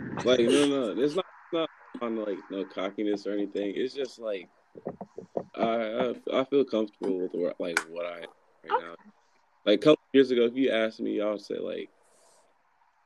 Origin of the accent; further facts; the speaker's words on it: Fayetteville, North Carolina, United States; now in Fuquay-Varina, United States; I was born in Fayetteville, but I live in Fuquay